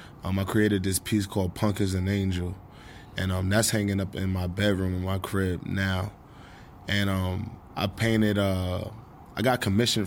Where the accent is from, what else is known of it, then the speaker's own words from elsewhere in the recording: New York City, New York, United States; I love Harlem. Harlem is amazing. Harlem is a place of plenty of different colors.